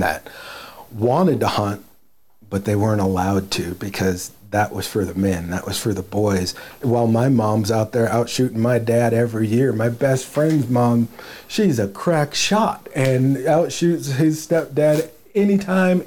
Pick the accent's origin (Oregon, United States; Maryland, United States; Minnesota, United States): Oregon, United States; Willamette Valley; I was born in the Willamette Valley. That's where I started my waterfowl career, my upland career.